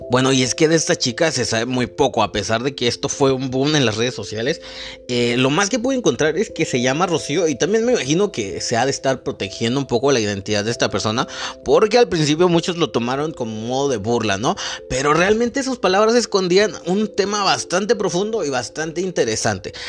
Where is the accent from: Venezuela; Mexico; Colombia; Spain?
Mexico; somos los mexicanos